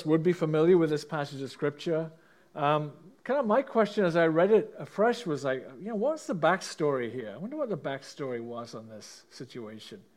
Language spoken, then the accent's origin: English; England, United Kingdom; now in Canada; I grew up in England, as most of you know, in a middle-class family